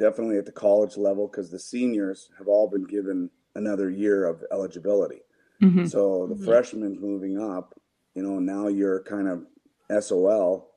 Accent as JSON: {"language": "English", "country": "Canada", "moved": "yes", "lives_now": "United States", "said": "I'm from Canada"}